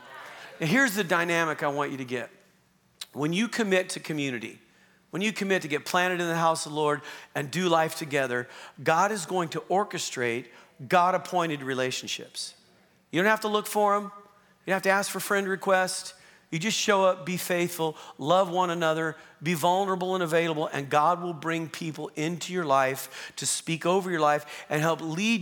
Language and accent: English; Southern Oregon, United States; also born or lived in Long Beach, California; now in Calgary, Canada; I grew up in Southern Oregon, part of my upbringing, and my family lived on 27 acres